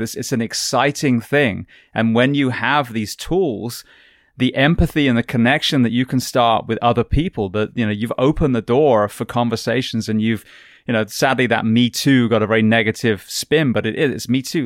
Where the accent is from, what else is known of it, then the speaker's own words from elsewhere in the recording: England, United Kingdom; moved away; the healthcare that I grew up with in England